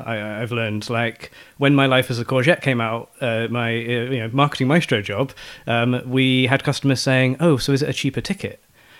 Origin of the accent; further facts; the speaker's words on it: Bristol, South West England, United Kingdom; I was doing a summer job in my hometown of Bristol